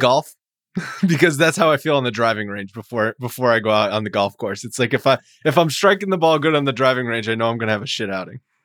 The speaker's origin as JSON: {"language": "English", "region": "New England", "country": "United States", "moved": "yes", "said": "I'm from New England originally"}